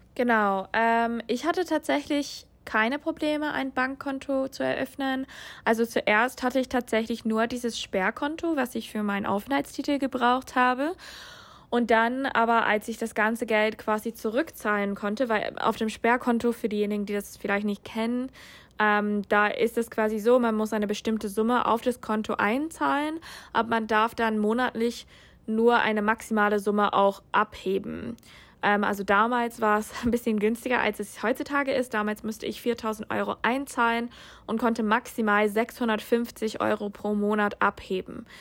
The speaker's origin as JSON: {"language": "German", "country": "United States", "also_born_or_lived": "Germany", "second_language": "German", "moved": "as an adult", "lives_now": "Hamburg, Germany", "said": "Ich komme ursprünglich aus den USA"}